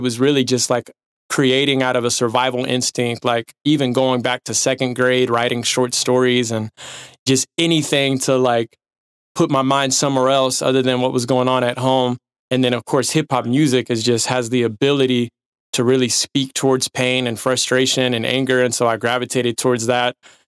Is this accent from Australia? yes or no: no; Dallas, Texas, United States; I was raised around Dallas, Texas.